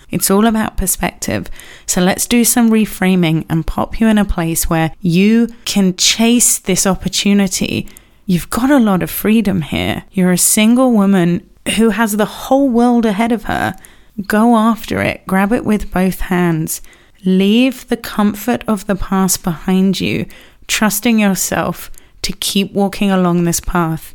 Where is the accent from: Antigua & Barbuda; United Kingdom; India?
United Kingdom; England; as an English person